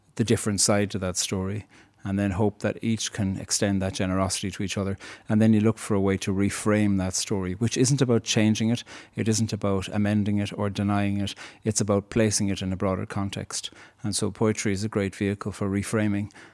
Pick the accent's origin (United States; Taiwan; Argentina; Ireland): Ireland; Cork, Munster; moved away as an adult; growing up in Cork, you hear about England a lot.